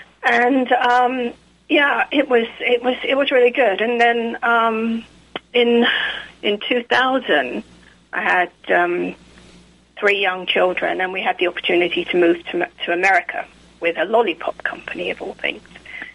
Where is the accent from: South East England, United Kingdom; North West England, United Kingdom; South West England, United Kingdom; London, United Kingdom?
London, United Kingdom; moved away as an adult; also born or lived in Surrey, England / Reading, Berkshire; now in Atlanta, United States; I was born in Surrey in England, actually, but more South London. And so I lived around South London and Central London for most of my life, actually, until I got married in 1990. And when I moved to Reading, Berkshire.